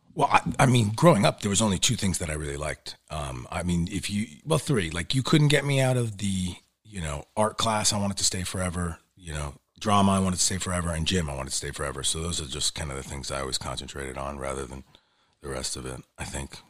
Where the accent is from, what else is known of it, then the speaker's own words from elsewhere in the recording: New York, United States; accent: New York; growing up in New York, yeah, there's, like, everyone always was like, "What, where's your New York accent?"